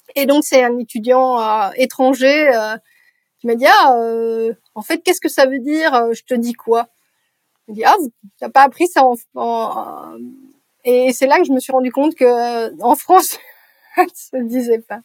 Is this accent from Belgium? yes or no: yes; Brussels, Brussels-Capital Region, Belgium; first language French; je suis née à Bruxelles